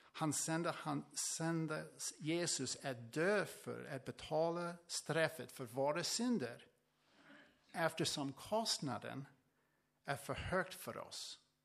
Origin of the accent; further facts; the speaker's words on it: United States; Swedish is a second language; moved away as an adult; also born or lived in Tranås, Sweden; now in Sweden; från USA. Eh, jag flyttade från, eh, från USA till Sverige för sex år sedan